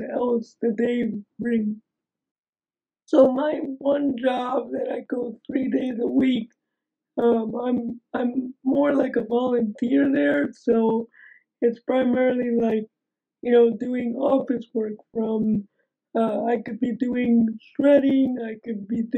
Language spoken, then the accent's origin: English; New Jersey, United States; also born or lived in Cincinnati, Ohio; I live in New Jersey